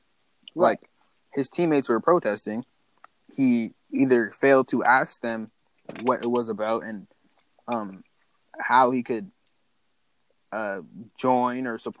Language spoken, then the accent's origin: English; North Carolina, United States; I am from North Carolina. That's where I'm from.